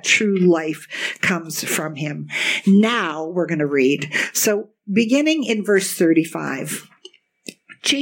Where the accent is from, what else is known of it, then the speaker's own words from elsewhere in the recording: Kitchener, Ontario, Canada; I grew up in the Kitchener-Waterloo area with all our German roots